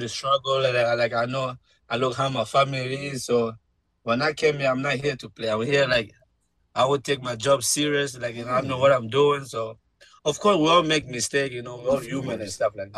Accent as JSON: {"language": "English", "country": "Guinea", "tie": "born or raised there", "moved": "yes", "lives_now": "United States", "said": "I'm from Guinea"}